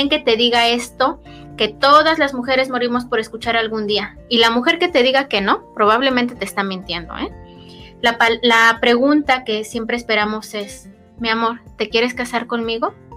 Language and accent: Spanish; Mexico; especialmente mexicanos